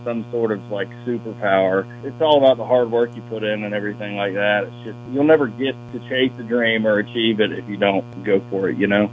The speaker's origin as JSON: {"language": "English", "town": "Lakeland", "region": "Florida", "country": "United States", "moved": "as an adult", "lives_now": "Nashville, United States", "said": "I'm from North Lakeland"}